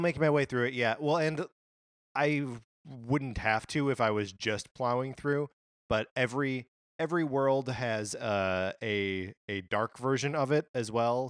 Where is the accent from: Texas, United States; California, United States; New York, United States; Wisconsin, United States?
Wisconsin, United States; moved away; I grew up in Wisconsin